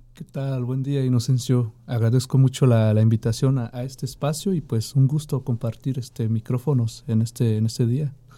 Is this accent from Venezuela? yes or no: no; Santa María Apipilhuasco, Veracruz, Mexico; moved away; mi pueblo